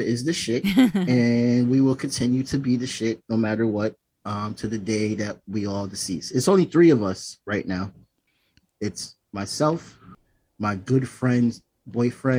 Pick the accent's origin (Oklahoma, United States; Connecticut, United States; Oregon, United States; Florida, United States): Connecticut, United States; Bridgeport; I was part of the MEO program that was in Bridgeport, Connecticut, my hometown